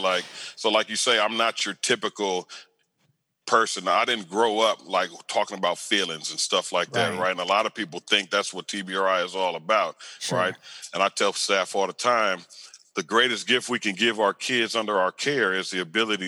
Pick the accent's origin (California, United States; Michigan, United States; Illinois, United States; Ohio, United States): California, United States; Riverside; moved away as an adult; also born or lived in West Covina, California; now in Austin, United States; I grew up in Riverside County in the Inland Empire